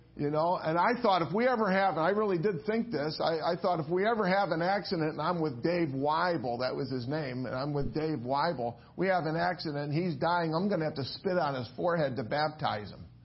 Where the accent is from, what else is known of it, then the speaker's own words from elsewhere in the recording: Willoughby, Ohio, United States; moved away; I grew up in Willoughby, Ohio, and uh, that's pretty far from here.